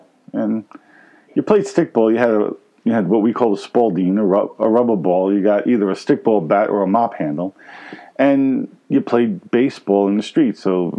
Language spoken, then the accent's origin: English; New York City, New York, United States; Grew up in Brooklyn, New York. Maybe you can tell by my accent.